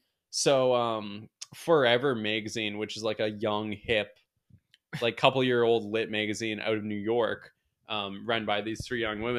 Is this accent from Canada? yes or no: yes; Canada; I'm a Canadian friend.